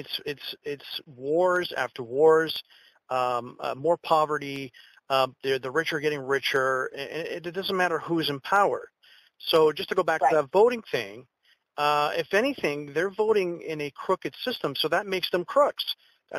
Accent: Canada; I'm not American, of course. I'm from Canada

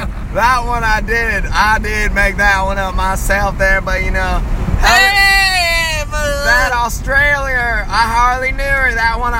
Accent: the South, United States; We're from the South. From the South.

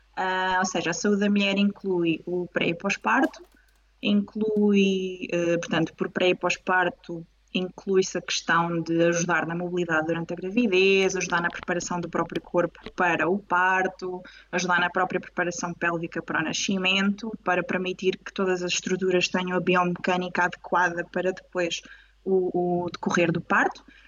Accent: Coimbra, Centro, Portugal; moved away as an adult; now in Lisbon, Portugal; sou originária de Coimbra, mas agora estou em Lisboa

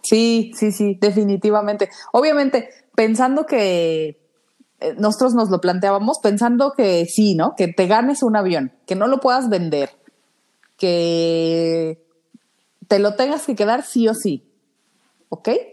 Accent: Mexico; como mexicanos nos distinguen

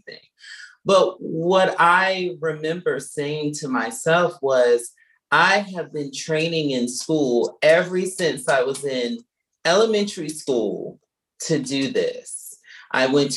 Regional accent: Norfolk, Virginia, United States; moved away; I'm from Norfolk, Virginia. I'm a born and raised Virginian

